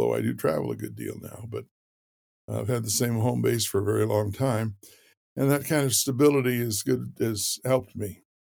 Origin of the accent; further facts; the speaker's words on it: Fort Worth, Texas, United States; born there; I was born in Fort Worth, Texas, and uh, I always say I grew up in transit.